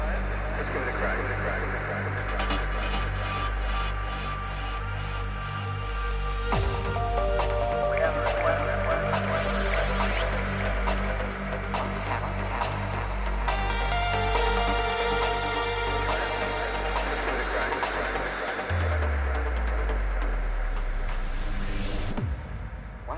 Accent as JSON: {"language": "English", "town": "Christchurch", "region": "Canterbury", "country": "New Zealand", "said": "I'm a Kiwi. In the deep south of Christchurch"}